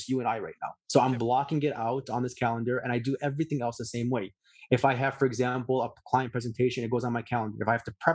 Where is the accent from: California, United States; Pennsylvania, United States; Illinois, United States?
Illinois, United States; Chicago; where I grew up in Chicago